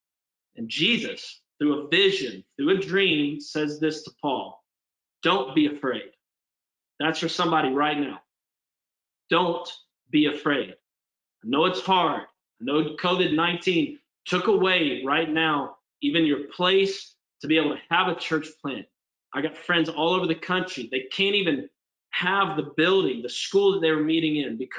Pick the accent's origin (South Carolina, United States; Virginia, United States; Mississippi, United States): South Carolina, United States; Spartanburg; moved away as an adult; also born or lived in New Orleans, Louisiana; now in Pittsburgh, United States; I'm up in Spartanburg and end up, cruising through high school